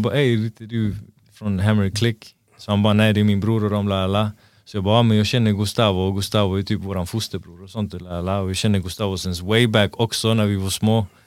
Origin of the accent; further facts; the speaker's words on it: Gothenburg, Västra Götaland, Sweden; also born or lived in Angered, Gothenburg; alla vi var ju från Hammarkullen. Sen flyttade mina föräldrar från Hammarkullen till Angered